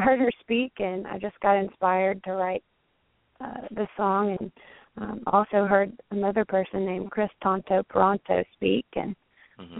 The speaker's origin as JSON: {"language": "English", "region": "Alabama", "country": "United States", "moved": "yes", "said": "I'm from Alabama."}